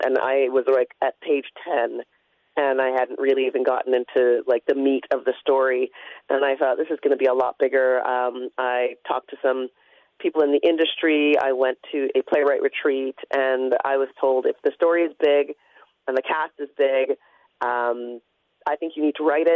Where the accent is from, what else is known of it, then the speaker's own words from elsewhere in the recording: London, Ontario, Canada; moved away as an adult; also born or lived in Toronto; I grew up in London. I left to go to University of Toronto